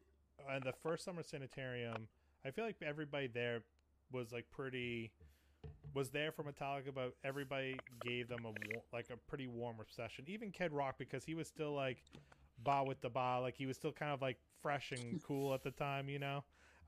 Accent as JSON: {"language": "English", "region": "New England", "country": "United States", "tie": "born or raised there", "said": "I grew up I grew up in New England, where they're from."}